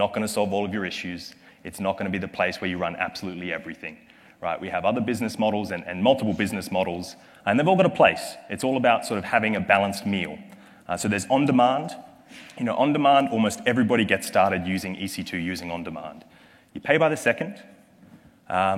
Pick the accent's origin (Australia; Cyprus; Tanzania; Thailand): Australia; accent: Australian; my accent is from Australia